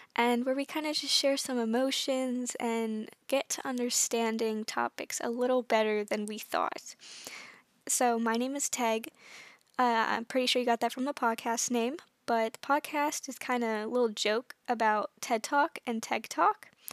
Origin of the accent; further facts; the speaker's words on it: United States; I'm from the United States.